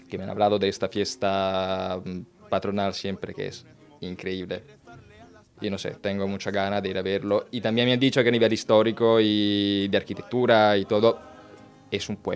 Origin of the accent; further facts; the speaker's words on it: Paestum, Campania, Italy; Spanish is a second language; Porque en mi, pueblo, en mi pueblo, la playa, que se llama Pestum, en provincia de Salerno, yo tengo una higuera.